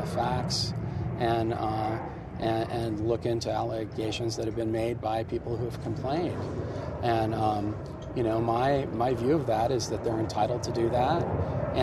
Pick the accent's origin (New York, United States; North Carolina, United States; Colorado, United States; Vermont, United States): Colorado, United States; Rifle; moved away; Where I grew up in Rifle